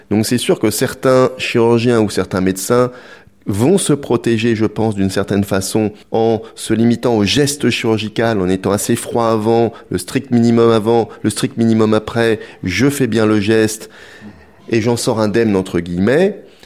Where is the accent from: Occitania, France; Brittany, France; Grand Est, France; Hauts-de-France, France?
Brittany, France; je suis breton